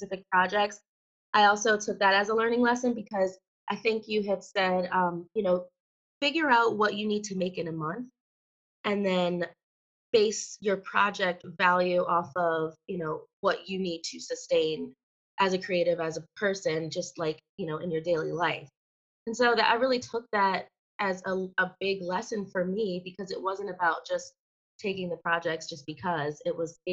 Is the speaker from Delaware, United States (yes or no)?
yes; Wilmington, Delaware, United States; I'm from Wilmington, Delaware